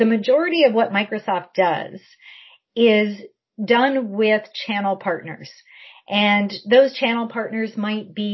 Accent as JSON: {"language": "English", "area": "Essex County", "region": "southwestern Ontario", "country": "Canada", "tie": "born or raised there", "also_born_or_lived": "Ottawa", "moved": "yes", "said": "I grew up southwestern Ontario, so I'm from Essex County"}